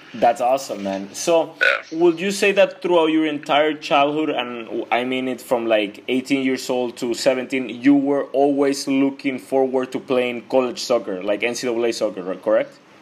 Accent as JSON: {"language": "English", "country": "Mexico", "said": "I'm from Mexico"}